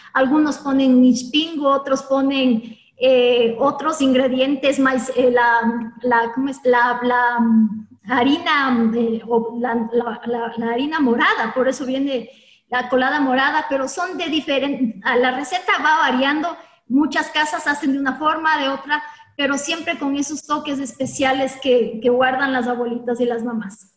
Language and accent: Spanish; Ecuador; como ecuatorianos